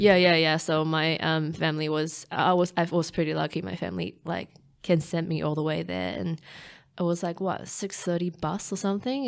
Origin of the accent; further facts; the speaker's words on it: Taipei, Taiwan; now in New Zealand; growing up in Taiwan, being a city girl, well, um, Taipei